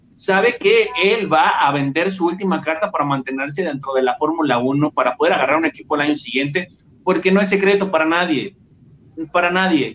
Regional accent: Mexico; a nosotros como, mexicanos

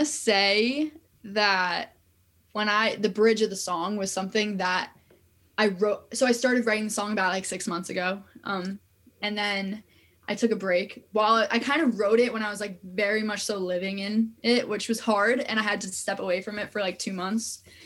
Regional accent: New York area, United States; I'm from New York area

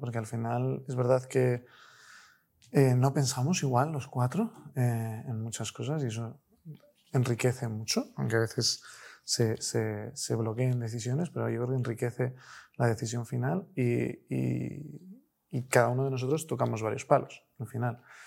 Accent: Spain; Nosotros somos españoles, trabajamos en su inmensa mayoría con familias españolas

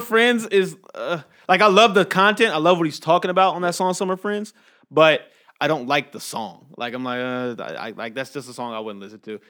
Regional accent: Inglewood, California, United States; now in Las Vegas, United States; growing up in Inglewood

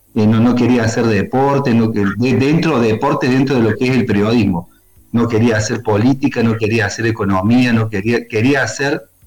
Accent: Río Tercero, Córdoba, Argentina; Nosotros somos de Río Tercero, del interior cordobés

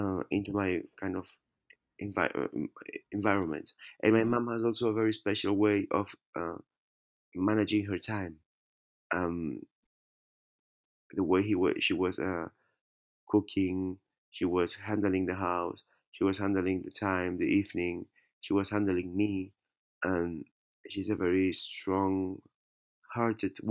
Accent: Spain; born or raised there

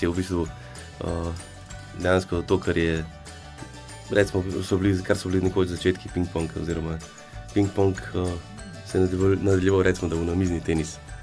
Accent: Mengeš, Slovenia; now in Kranj, Slovenia; prihajam iz Venkša

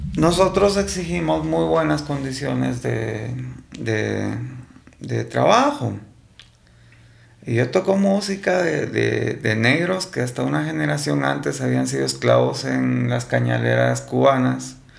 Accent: Guatemala; como guatemalteco nos está costando

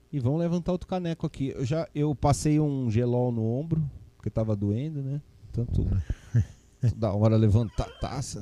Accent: São Paulo, Brazil; also born or lived in Piraju / Ribeirão Claro / Chavantes; E eu sou aqui da Avenida Pompeia

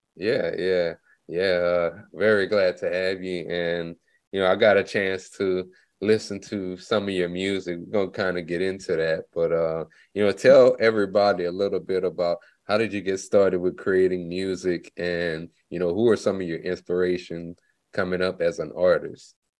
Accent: Lafayette, Louisiana, United States; now in Dallas, United States; I'm originally like from Lafayette, Louisiana, but I've been in Dallas since 2004

